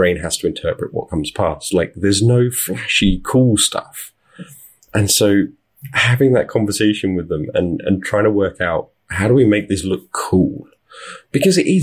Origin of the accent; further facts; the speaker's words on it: United Kingdom; accent: British; moved away as an adult; now in Las Vegas, United States; I am British. You can tell from my accent, but my wife and I moved to Las Vegas.